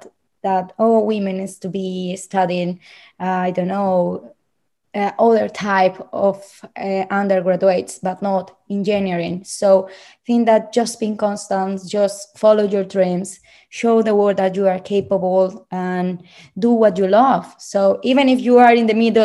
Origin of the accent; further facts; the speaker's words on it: Bucaramanga, Santander, Colombia; English is a second language; moved away as an adult; now in London, United Kingdom; I found this program in my hometown, Bucaramanga